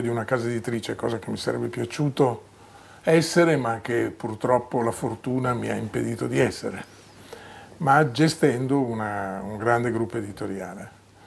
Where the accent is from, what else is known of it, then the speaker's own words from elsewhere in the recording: Emilia-Romagna, Italy; moved away; Io sono emiliano di origine